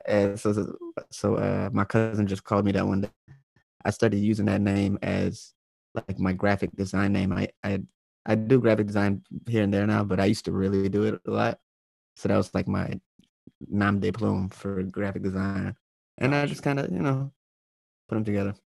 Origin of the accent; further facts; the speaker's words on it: Manassas, Virginia, United States; moved away as an adult; also born or lived in Alexandria, Virginia / Springfield, Virginia / Lorton, Virginia / Richmond, Virginia; now in Brooklyn, New York, United States; I'm from North Virginia. Like, uh, I was I was in Manassas mostly for like ten years, but I've I've lived all around like Alexandria, Springfield, Lorton, just all Northern Virginia area